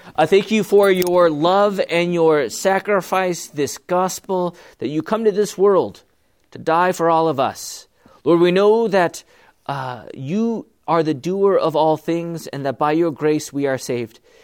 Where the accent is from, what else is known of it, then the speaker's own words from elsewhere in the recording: Bellflower, California, United States; I was born in Bellflower